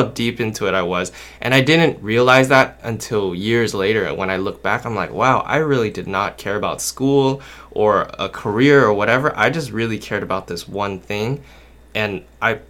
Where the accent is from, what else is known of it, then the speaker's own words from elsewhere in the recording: Anaheim, California, United States; I'm from Anaheim, California